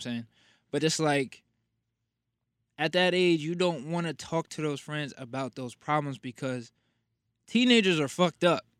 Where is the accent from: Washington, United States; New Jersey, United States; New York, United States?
New Jersey, United States; Passaic; I am from Passaic, New Jersey, born and raised.